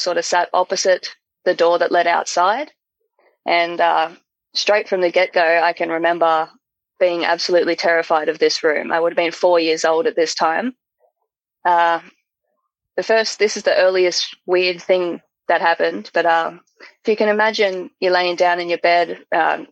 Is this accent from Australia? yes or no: yes; Australia; just down over here in Australia